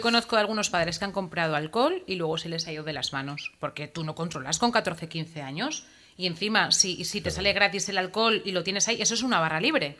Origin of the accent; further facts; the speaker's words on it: Usurbil, Basque Country, Spain; mi pueblo, Usurbil